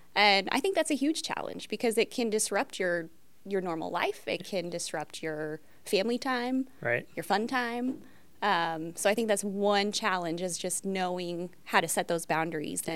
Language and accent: English; Metropolis, Illinois, United States; I was born and raised in Metropolis, Illinois.